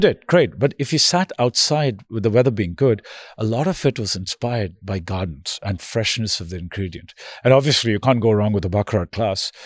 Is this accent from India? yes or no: yes; India; now in New York, United States; I'm originally from India